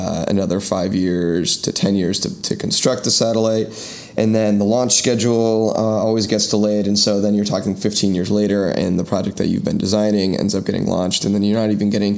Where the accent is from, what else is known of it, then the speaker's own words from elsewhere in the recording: San Francisco, California, United States; moved away as an adult; now in Washington, D.C., United States; I'm from San Francisco